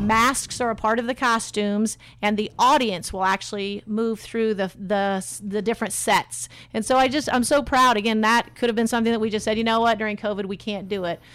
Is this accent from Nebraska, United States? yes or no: no; Kalamazoo, Michigan, United States; also born or lived in North Carolina; now in Indianapolis, United States; I am from Kalamazoo, Michigan originally.